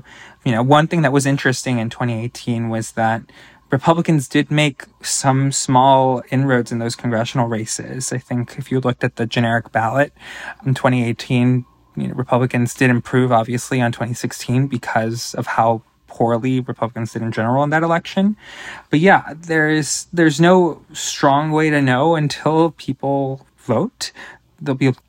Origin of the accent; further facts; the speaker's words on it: California, United States; As a Californian